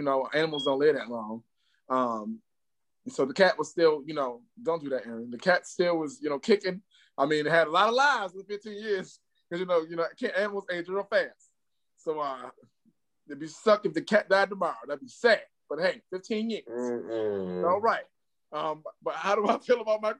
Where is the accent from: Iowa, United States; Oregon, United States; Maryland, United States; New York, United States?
New York, United States; New York City; now in Atlanta, United States; I am from Harlem, New York, but I'm currently in Atlanta, GA, my second home